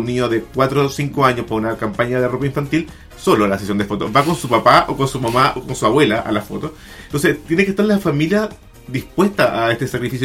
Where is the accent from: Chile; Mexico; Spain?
Chile; soy un fotógrafo chileno que fotografía hombres desnudos